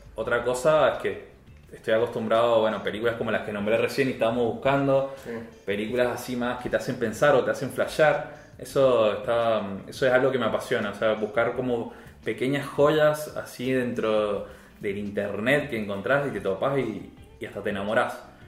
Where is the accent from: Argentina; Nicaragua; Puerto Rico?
Argentina; yo como argentino